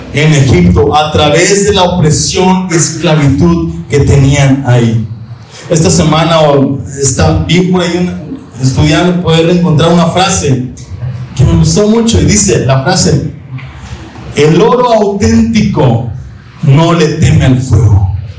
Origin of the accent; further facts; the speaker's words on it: Monterrey, Nuevo León, Mexico; hay un orgullo de regios, ¿verdad? O yo me siento orgulloso de mi tierra